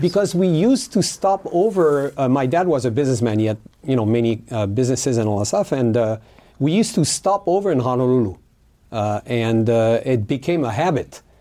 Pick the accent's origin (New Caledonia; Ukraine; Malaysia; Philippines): New Caledonia; English is a second language; moved away as an adult; now in Hawaii, United States; I was born in New Caledonia. New Caledonia is an island. It's a French territory in the South Pacific between Fiji, Australia, and New Zealand. And I was born there. I went to high school there